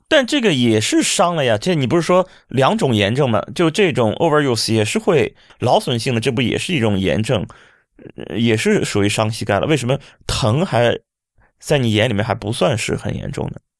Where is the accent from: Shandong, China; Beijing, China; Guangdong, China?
Shandong, China; moved away as an adult; now in Hangzhou, China; 刚刚来，来杭州，以前我是北方人，我山东人。在山东的时候，过冬没觉得这么难过。现在来到杭州，不是现在，当初，应该是十几年前来到杭州的时候